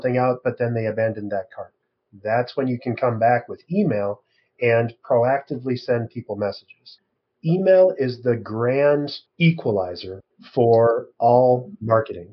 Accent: Midwest, United States; now in Minneapolis, United States; And I'm from the Midwest. I'm in Minneapolis.

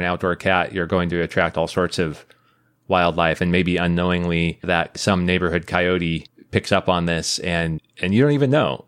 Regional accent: Midwest, United States; moved away; I grew up in the Midwest

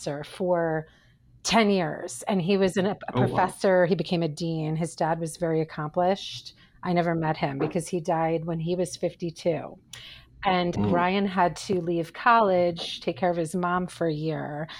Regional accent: New Jersey, United States; I'm from back east. New Jersey. And I was born in a colonial home on 4 acres with tons of animals and 2 older brothers

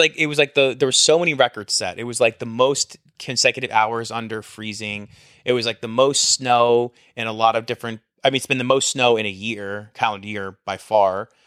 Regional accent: New Jersey, United States; now in Texas, United States; I'm from New Jersey. I'm from the Northeast.

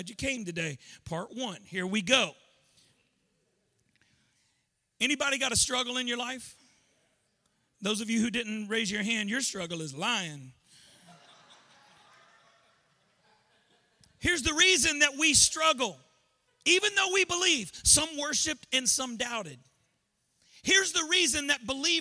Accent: Louisiana, United States; I'm from Louisiana, and I grew up going to Christian school

